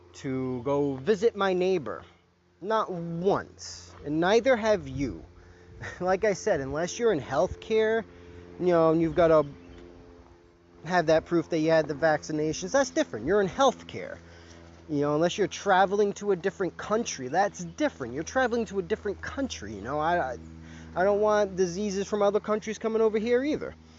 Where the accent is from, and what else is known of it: United States